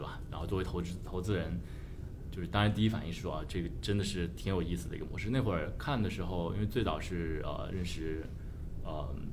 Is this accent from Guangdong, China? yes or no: yes; Shenzhen, Guangdong, China; moved away as an adult; now in San Francisco, United States; 本身中国人，我在深圳出生长大，然后算是一个深圳土著，可能这不是一个特别特别常见的一个背景吧，因为深圳毕竟是个移民城市嘛，但我还是有幸在八十年代初出生，在深圳，然后看着深圳发展起来